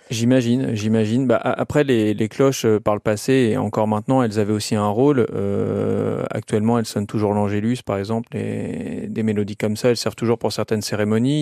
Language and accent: French; Seine-Maritime, Normandy, France; j'ai souvenir d'une église qui était pas très loin de chez moi, en Seine-Maritime, j'avais pas dix ans